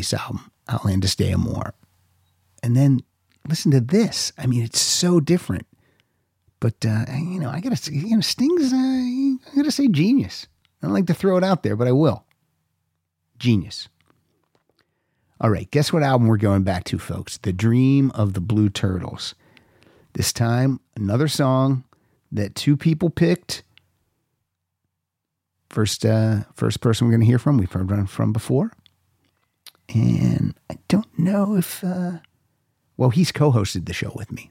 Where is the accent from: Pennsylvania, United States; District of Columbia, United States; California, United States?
Pennsylvania, United States; growing up in Pennsylvania